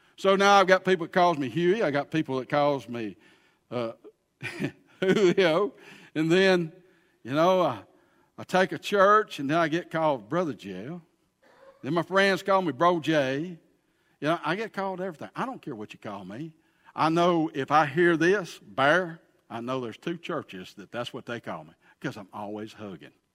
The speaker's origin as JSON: {"language": "English", "town": "Pell City", "region": "Alabama", "country": "United States", "tie": "born or raised there", "also_born_or_lived": "Huntsville, Alabama", "said": "I am from Pell City, Alabama"}